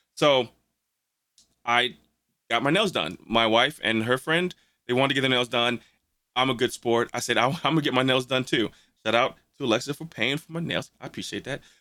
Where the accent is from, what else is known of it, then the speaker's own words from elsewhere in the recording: St. Louis, Missouri, United States; we're from St. Louis